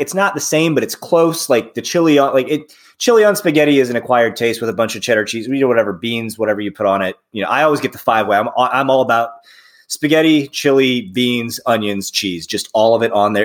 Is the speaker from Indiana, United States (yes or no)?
yes; South Bend, Indiana, United States; now in Cincinnati, United States; I'm from South Bend, uh, Indiana